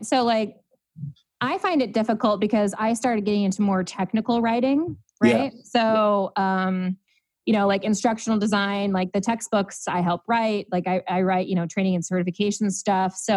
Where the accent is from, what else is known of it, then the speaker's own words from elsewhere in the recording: Fowlerville, Michigan, United States; also born or lived in Ann Arbor, Michigan; I grew up in Fowlerville, Michigan